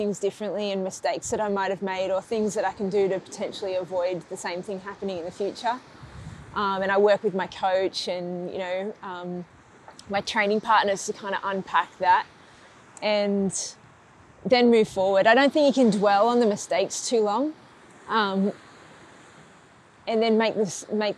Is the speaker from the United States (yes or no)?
no; Grays Point, New South Wales, Australia; where I grew up in Grays Point